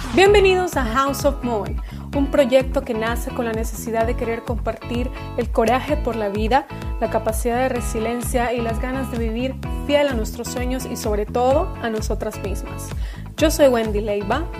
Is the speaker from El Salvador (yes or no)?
yes; El Salvador; moved away as an adult; now in Sweden; mi país, en este caso El Salvador